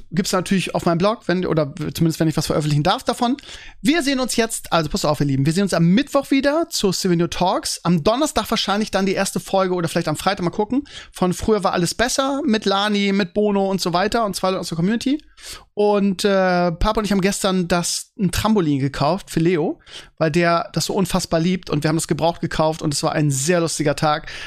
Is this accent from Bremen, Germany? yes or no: yes; Bremen, Germany; Früher gab es sowas jede Woche. Bei uns in Bremen, das weiß ich noch, gab es jeden Samstag um, was weiß ich, Vormittag gab es einen Flohmarkt direkt an der Weser.